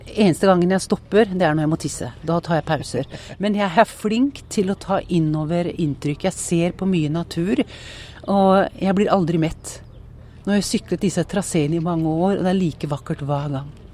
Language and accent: Norwegian; Porsgrunn, Vestfold og Telemark, Norway; also born or lived in Skien; jeg er oppvokst mellom eh, Porsgrunn og Skien eh, på eh, Tollnes.